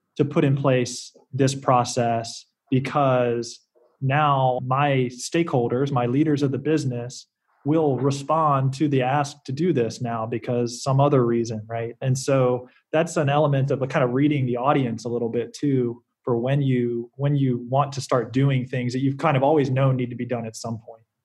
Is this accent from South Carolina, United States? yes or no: yes; South Carolina, United States; moved away as an adult; I grew up in South Carolina